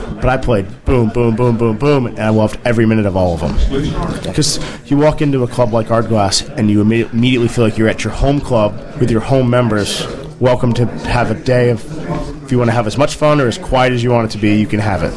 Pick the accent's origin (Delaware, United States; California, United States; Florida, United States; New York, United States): Florida, United States; South; moved away; growing up in South Florida, we, we have a lot of wind